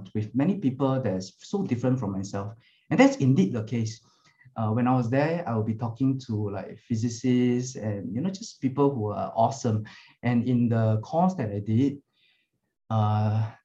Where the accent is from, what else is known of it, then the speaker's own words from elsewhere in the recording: Singapore; I'm from Singapore, we serve in the army